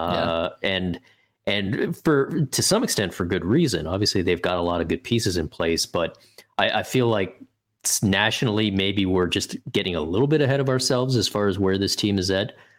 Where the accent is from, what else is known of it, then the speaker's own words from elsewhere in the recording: Canada; for me as a Canadian